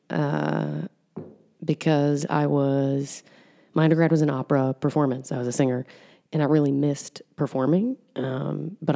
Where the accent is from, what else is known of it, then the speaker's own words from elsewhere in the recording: New York, United States; moved away as an adult; now in Columbus, United States; I'm from New York.